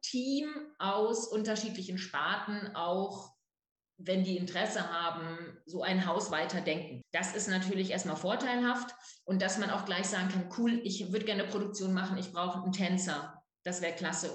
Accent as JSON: {"language": "German", "town": "Löhne", "region": "North Rhine-Westphalia", "country": "Germany", "tie": "born or raised there", "also_born_or_lived": "Ruhr area / Dortmund", "moved": "yes", "lives_now": "Bremen, Germany", "said": "ich bin groß geworden in einer Kleinstadt namens Löhne"}